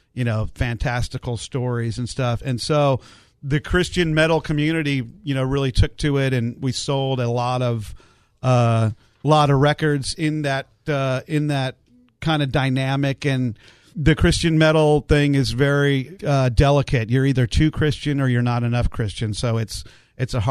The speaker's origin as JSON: {"language": "English", "region": "Alaska", "country": "United States", "tie": "born or raised there", "also_born_or_lived": "San Diego, California", "said": "lived in Alaska. My parents moved up there for the big pipeline boom and jobs, and my uncle was up there. So I grew up in Alaska"}